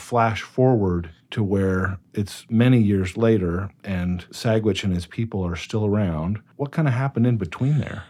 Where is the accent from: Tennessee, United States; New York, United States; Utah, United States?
Utah, United States; Cache Valley; I grew up in Cache Valley